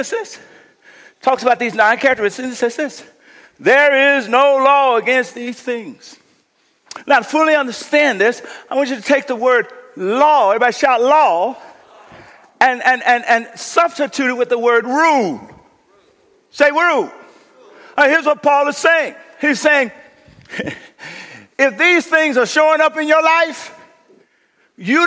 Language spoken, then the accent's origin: English; United States; moved away; I went home to Kashada, my hometown